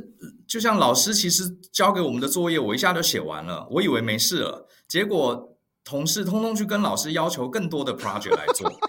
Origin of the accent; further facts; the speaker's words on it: Taiwan; also born or lived in New York, United States; 像我们台湾人嘛，就是比较呃温和。